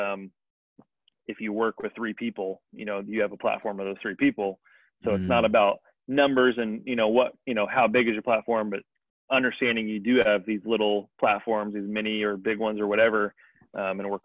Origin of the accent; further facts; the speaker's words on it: Indiana, United States; growing up in Indiana